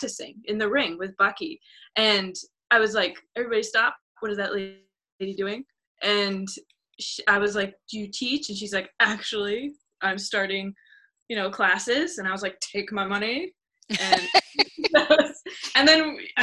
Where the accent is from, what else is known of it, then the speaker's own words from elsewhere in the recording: Central Massachusetts, United States; moved away as an adult; now in Martha's Vineyard, United States; I grew up in Central Mass, and I moved to the island about like 4 or 5 years ago.